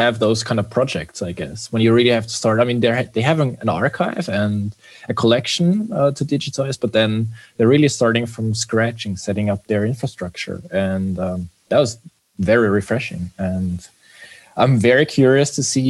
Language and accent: English; Vienna, Austria; also born or lived in Munich; I'm actually from Vienna, born and raised, and it has always been my home base